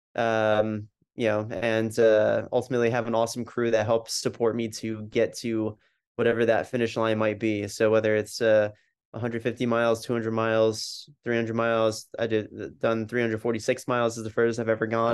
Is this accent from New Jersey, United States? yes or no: yes; New Jersey, United States; I was born and raised in New Jersey